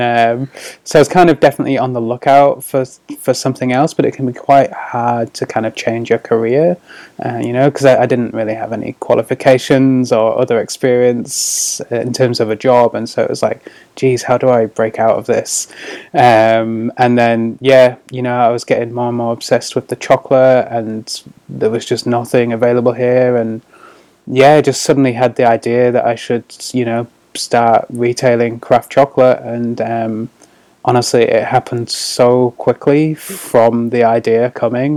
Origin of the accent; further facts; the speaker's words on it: Scarborough, Yorkshire and the Humber, United Kingdom; moved away as an adult; also born or lived in Sheffield; now in New Zealand; I'm from the sort of northeast of England. Uh, I grew up in Scarborough um, which is like a little coastal town